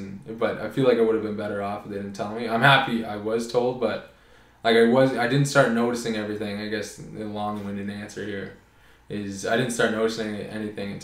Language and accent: English; Oakville, Ontario, Canada; moved away as an adult; also born or lived in Toronto; now in Prince Edward Island, Canada; I grew up in Oakville, Ontario. I was born in Toronto.